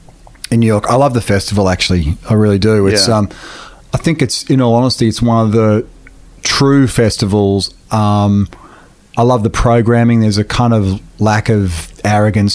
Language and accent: English; Australia; being from Australia